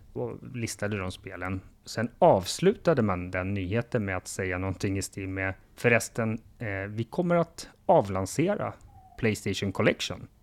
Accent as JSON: {"language": "Swedish", "country": "Sweden", "said": "som varken du eller jag som svenskar har"}